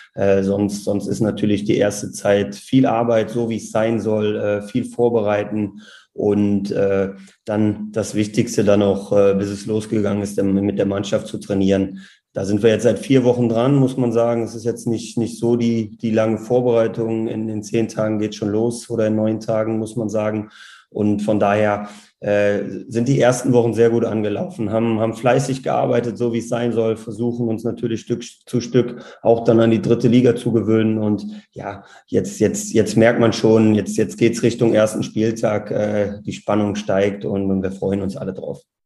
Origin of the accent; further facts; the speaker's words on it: Wermelskirchen, North Rhine-Westphalia, Germany; Wir sind dann mit meiner Geburt nach Wermelskirchen gezogen. Und ja, da habe ich meine Jugend verbracht